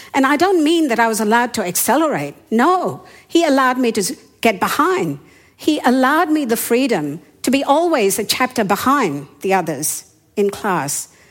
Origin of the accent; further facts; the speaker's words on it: Yangon, Yangon Region, Myanmar; first language Hindi or Burmese; English is a second language; moved away; I was born in the capital city at that time, that was Rangoon or Yangon. And my first language was either Hindi or Burmese